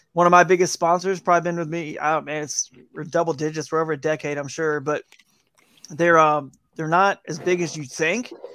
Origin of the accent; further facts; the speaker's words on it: Atlanta, Georgia, United States; moved away as an adult; also born or lived in Fort Worth, Texas / South Carolina / Charlotte, North Carolina; now in North Carolina, United States; I grew up in Atlanta